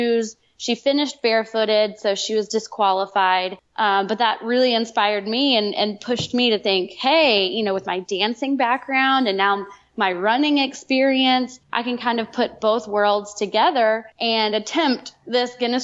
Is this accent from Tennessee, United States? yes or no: yes; Chattanooga, Tennessee, United States; my hometown in Chattanooga